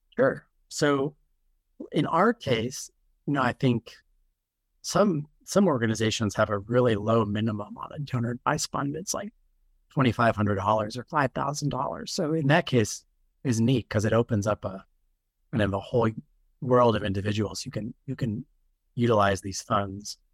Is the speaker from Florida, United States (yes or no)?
no; Utah, United States; moved away as an adult; I wasn't born in Utah, but I, I grew up there as a kid for the most part.